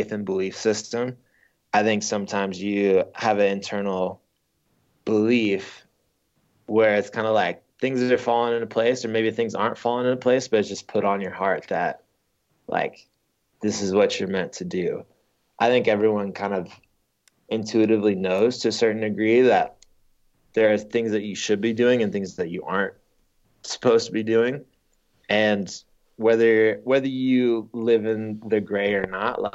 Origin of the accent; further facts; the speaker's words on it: United States; as an American